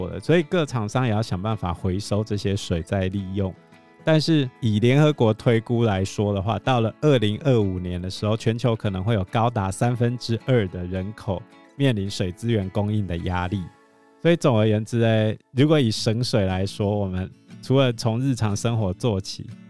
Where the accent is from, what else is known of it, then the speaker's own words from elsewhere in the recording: Taiwan; 我们台湾人也蛮浪费。